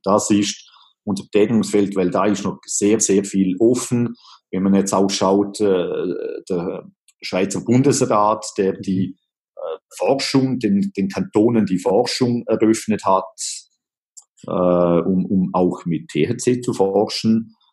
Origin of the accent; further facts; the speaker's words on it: Liechtenstein; aufgewachsen äh, bin ich in äh, Liechtenstein